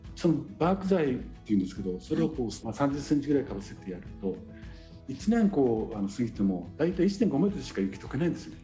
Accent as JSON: {"language": "Japanese", "town": "Sapporo", "region": "Hokkaido", "country": "Japan", "tie": "born or raised there", "said": "生まれ育ったのが、えーと、札幌の、まあ、中心近いところ"}